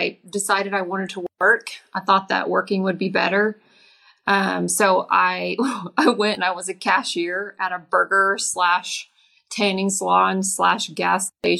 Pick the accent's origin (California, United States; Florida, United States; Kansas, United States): Kansas, United States; also born or lived in Oklahoma / Texas; I grew up, I was born in Oklahoma, raised in Kansas, lives in Texas, been in Oklahoma for the past 17 years.